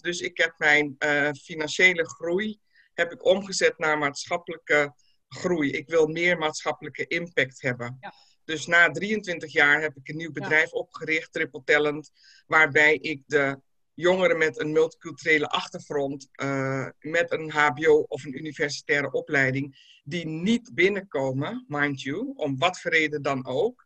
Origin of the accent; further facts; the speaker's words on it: Netherlands; ik ben in Nederland natuurlijk opgegroeid en carrière gemaakt.